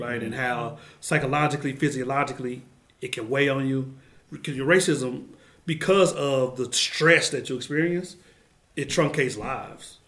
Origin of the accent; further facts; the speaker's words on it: Oklahoma City, Oklahoma, United States; I grew up in Musgrave in Oklahoma City